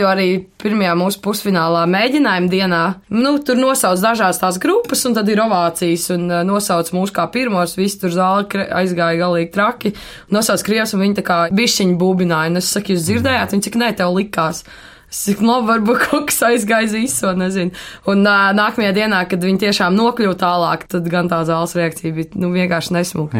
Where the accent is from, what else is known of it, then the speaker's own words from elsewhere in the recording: Latvia; Latvijā es jūtos kā latvietis